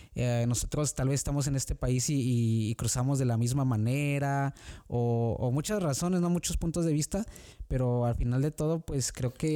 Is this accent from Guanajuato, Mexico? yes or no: yes; San Luis de la Paz, Guanajuato, Mexico; moved away as an adult; now in Oxford, United States; yo soy originario de, de Guanajuato, México, este, de un pueblo pequeñito que se llama San Luis de la Paz